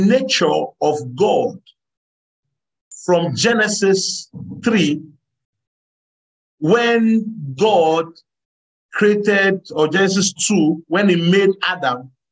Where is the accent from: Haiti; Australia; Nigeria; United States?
Nigeria; So if I was born in Nigeria